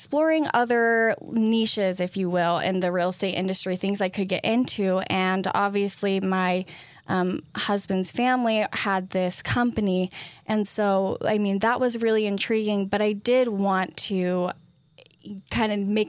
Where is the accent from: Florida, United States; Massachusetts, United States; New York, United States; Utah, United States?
Utah, United States; Hurricane; also born or lived in Ogden, United States; Yeah, so I was born in Ogden, Utah.